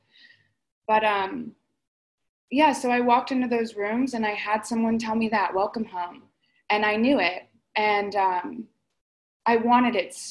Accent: Florida, United States; moved away as an adult; also born or lived in Palm Springs, California; I'm originally from Florida, and so I came out to Palm Springs

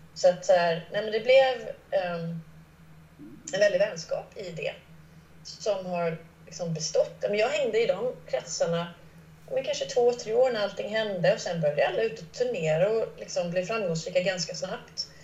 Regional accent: Gothenburg, Västra Götaland, Sweden; moved away; also born or lived in Askim / Stockholm; Jag växte upp utanför Göteborg i de sydvästra förorterna

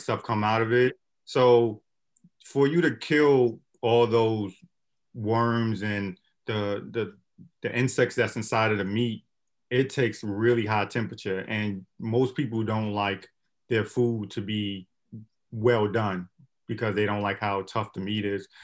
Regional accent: Brooklyn, New York, United States; growing up in Brooklyn

